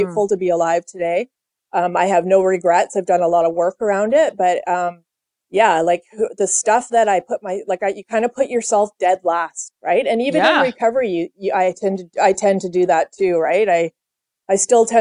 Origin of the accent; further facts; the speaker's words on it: Vancouver, British Columbia, Canada; also born or lived in Toronto, Ontario / California; I grew up in Vancouver, Canada.